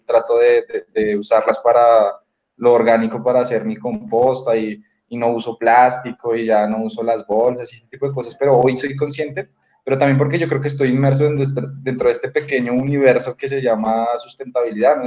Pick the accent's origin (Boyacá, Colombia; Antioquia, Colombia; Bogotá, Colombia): Bogotá, Colombia; yo crecí en Bogotá y pues realmente soy 100% citadino